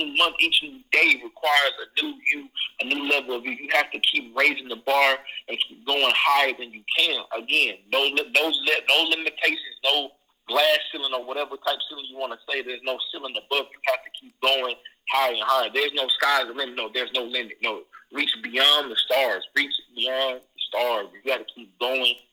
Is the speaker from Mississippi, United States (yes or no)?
yes; Mississippi, United States; also born or lived in Hattiesburg, Mississippi / Wiggins, Mississippi / Columbus, Mississippi; I was born in Hattiesburg. I was raised in Wiggy, Mississippi. Then I came to Columbus from fifth grade, so I graduated high school.